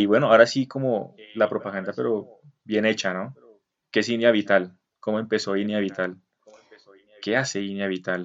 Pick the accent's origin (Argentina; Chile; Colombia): Colombia; siendo nosotros colombianos